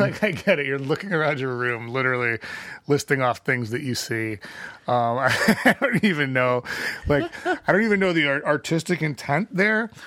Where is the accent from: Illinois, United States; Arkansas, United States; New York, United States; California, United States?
Illinois, United States; Chicago; We were from Chicago. Our license plate said Illinois